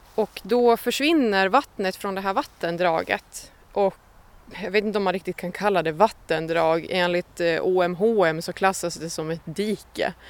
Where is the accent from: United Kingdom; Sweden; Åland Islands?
Åland Islands; Hammarland; Vi befinner oss eh, på stället där jag växte upp, eh, mitt föräldrahem på Annelund